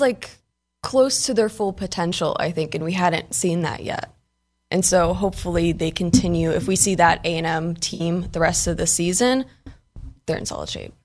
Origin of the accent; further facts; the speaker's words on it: Maryland, United States; moved away; we're both Maryland kids